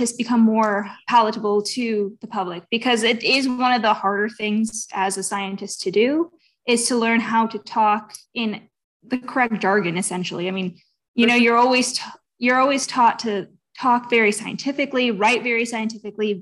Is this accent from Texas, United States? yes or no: yes; Houston, Texas, United States; I'm from Texas, Houston, Texas, to be exact.